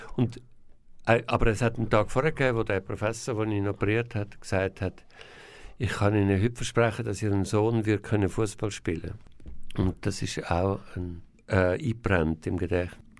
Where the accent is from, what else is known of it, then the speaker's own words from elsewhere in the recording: Zürcher Weinland, Zurich, Switzerland; also born or lived in Bern / Winterthur / Engadin; ich bin in Bern geboren, weil mein Vater ist Berner war. Mein Vater ist sehr früh gestorben. Und wo mein Vater gestorben ist, bin ich mit meiner Familie zusammen nach in Kanton Zürich gezügelt, aufs Land, in ein Haus mit einem Garten und bin dort aufgewachsen